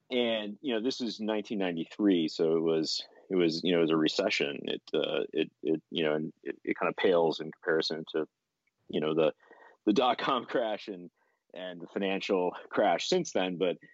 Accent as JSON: {"language": "English", "town": "Buffalo", "region": "New York", "country": "United States", "tie": "born or raised there", "said": "I grew up in Western New York in Buffalo. My parents didn't have a lot of money."}